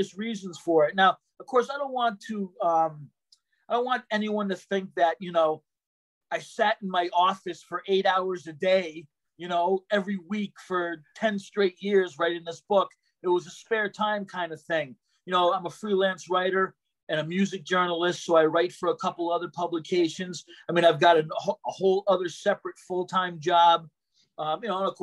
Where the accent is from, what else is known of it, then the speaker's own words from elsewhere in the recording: Boston, Massachusetts, United States; I was originally from Boston